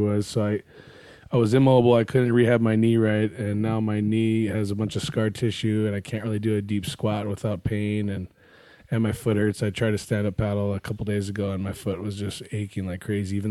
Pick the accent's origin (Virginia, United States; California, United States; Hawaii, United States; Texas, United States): Hawaii, United States; Maui; growing up in Maui.